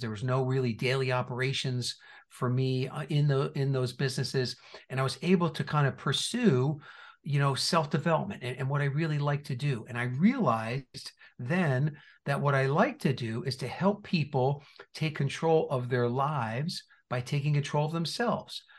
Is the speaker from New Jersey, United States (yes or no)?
yes; New Jersey, United States; moved away; also born or lived in Indiana; I was born and raised in New Jersey